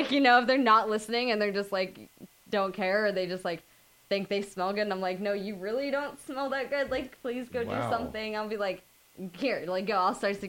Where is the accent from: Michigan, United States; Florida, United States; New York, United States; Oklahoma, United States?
Florida, United States; Tampa; now in Los Angeles, United States; Coming from Florida, living in L.A., personally, for me, being born and raised in Tampa, Florida, I've lived in, you know, the same kind of place that I live in now